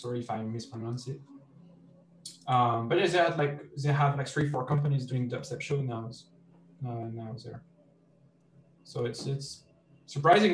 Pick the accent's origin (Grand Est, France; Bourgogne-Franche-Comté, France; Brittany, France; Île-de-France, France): Brittany, France; Carhaix; my hometown festival, which is called Vieille Charrue